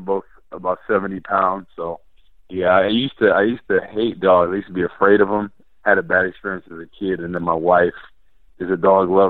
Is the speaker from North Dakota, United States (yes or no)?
no; New Jersey, United States; born or raised there; moved away